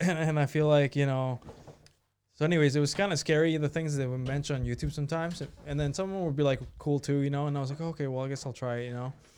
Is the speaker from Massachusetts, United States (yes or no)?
no; Sebastopol, California, United States; also born or lived in Mexico / Zapopan, Jalisco; I grew up in, speaking of, Sevastopol